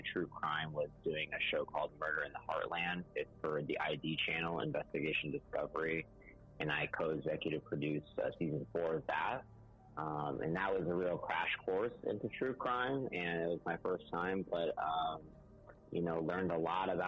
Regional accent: Claremont, California, United States; I grew up in Southern California in a small town called Claremont.

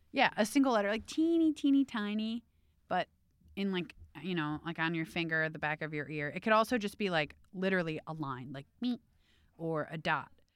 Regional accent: Cleveland, Ohio, United States; I grew up in Cleveland

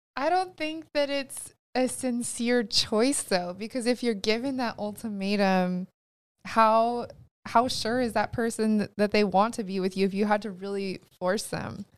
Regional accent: California, United States; we're from California

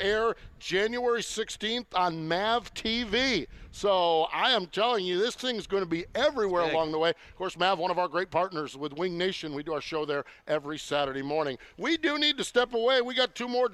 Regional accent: Binghamton, New York, United States; I'm from the Binghamton area

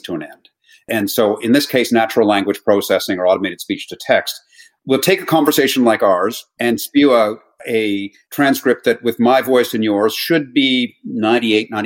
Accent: Toronto, Ontario, Canada; moved away as an adult; also born or lived in New York / Miami; now in London, United Kingdom; I am actually Canadian. I haven't lived in Canada since 1997

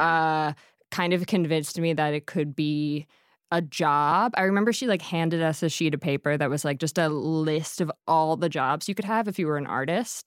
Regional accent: Harleysville, Pennsylvania, United States; I'm from Harleysville, Pennsylvania

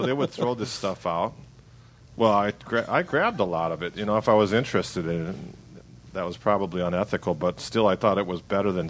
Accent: Milwaukee, Wisconsin, United States; I had the same experience, like growing up in Milwaukee.

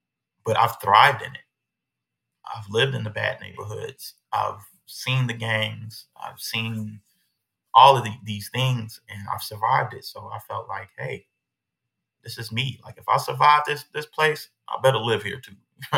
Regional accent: Aurora, Illinois, United States; I think it all started in Illinois, man. I was born in Aurora. Chicago is the major city.

